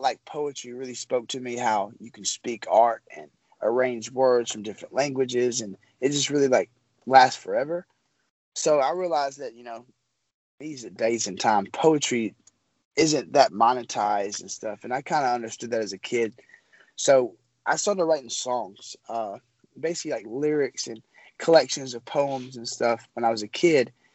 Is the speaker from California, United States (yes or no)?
no; Memphis, Tennessee, United States; I'm from Memphis, Tennessee